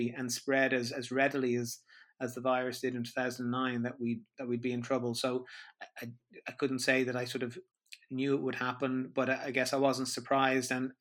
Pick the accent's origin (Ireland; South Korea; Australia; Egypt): Ireland; growing up in Ireland, religion was quite a big feature here